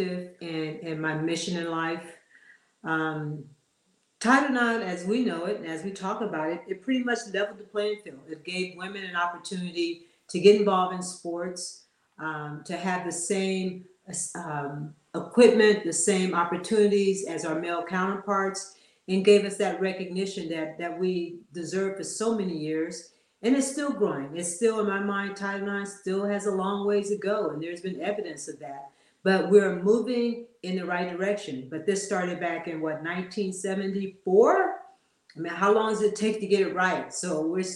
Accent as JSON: {"language": "English", "town": "Los Angeles", "region": "California", "country": "United States", "tie": "born or raised there", "said": "growing up in South Central"}